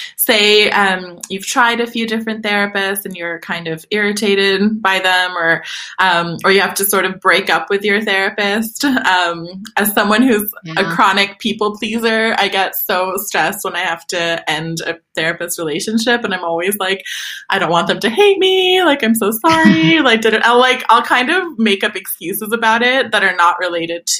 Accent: Turkey; now in Sweden; when I was growing up in Turkey

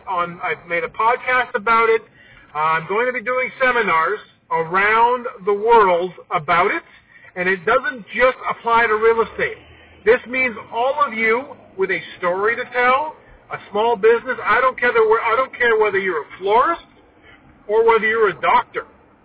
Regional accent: Scarborough, Ontario, Canada; I was born and raised in Scarborough, a construction family.

